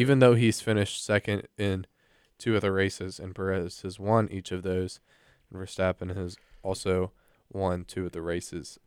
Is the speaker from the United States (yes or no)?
yes; United States; I'm an American